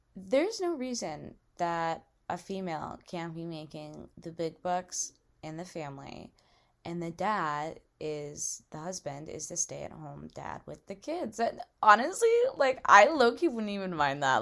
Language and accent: English; Massachusetts, United States; moved away as an adult; now in Alabama, United States; I go to school in Alabama and I'm from Massachusetts